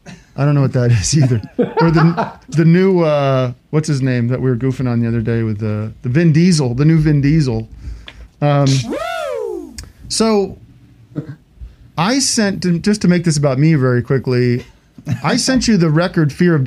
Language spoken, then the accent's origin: English; Allentown, Pennsylvania, United States; I'm Allentown, which is actually a totally different subculture than Philly